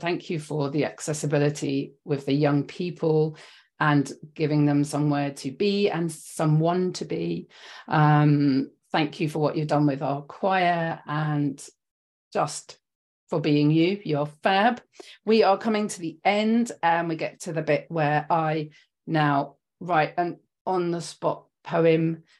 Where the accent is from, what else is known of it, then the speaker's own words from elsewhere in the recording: London, United Kingdom; I'm from West London